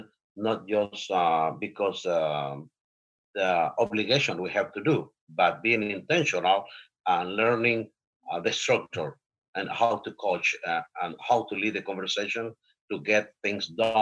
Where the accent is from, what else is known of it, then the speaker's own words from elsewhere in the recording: Honduras; now in United States; I was born in Honduras